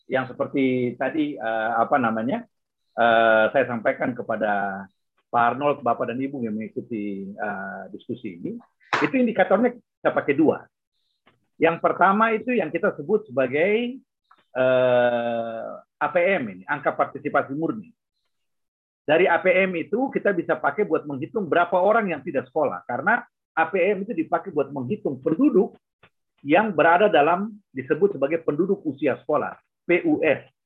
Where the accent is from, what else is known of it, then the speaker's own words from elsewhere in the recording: Enarotali, Central Papua, Indonesia; Saya besar di Anarotali